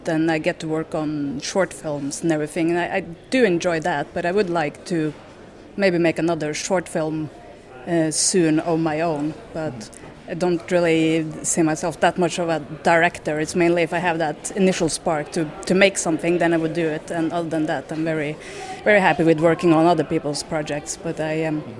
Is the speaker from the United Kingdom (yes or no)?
no; Norway; moved away; I'm from Norway